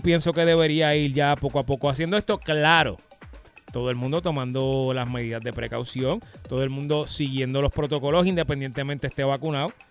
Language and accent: Spanish; Puerto Rico; nosotros aquí en Puerto Rico